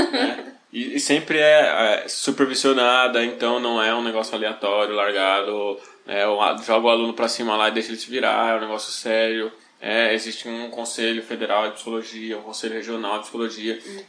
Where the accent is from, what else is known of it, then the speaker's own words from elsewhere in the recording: São Paulo, Brazil; Eu sou periférico, eu cresci em Taipas, a minha infância foi Brasilândia, Carumbé, Taipas